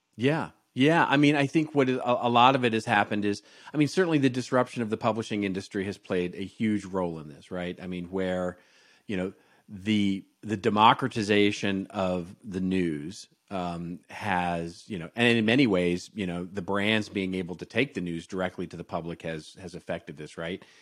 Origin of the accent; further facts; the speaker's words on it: Los Angeles, California, United States; this is my hometown, Los Angeles